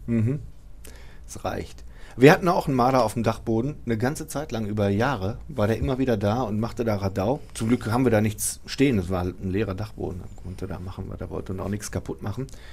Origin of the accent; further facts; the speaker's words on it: Bochum, North Rhine-Westphalia, Germany; aus Wattenscheid bin. Ich bin aus der Südfeldmark